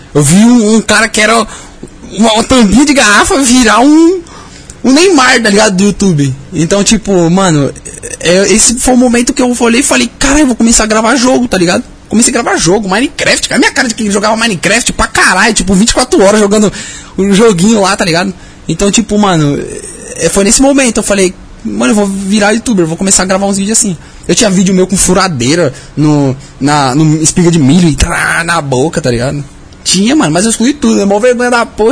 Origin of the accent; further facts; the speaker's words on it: Cajamar, São Paulo, Brazil; nasci lá no interior mesmo, Cajamar